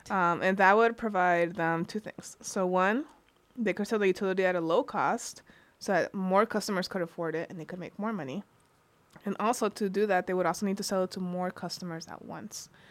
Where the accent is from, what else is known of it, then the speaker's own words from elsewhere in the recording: California, United States; now in Michigan, United States; I come from California, and the power. My parents would pay their utility bill to um, the Edison Electric Company